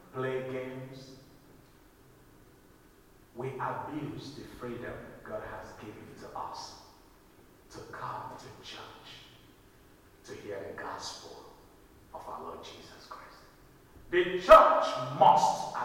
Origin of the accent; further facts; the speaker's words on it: Nigeria; moved away; my home country, in Nigeria